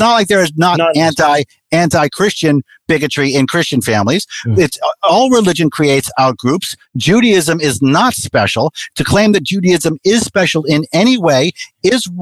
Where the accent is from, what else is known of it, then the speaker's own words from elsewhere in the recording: Massachusetts, United States; I was born in Massachusetts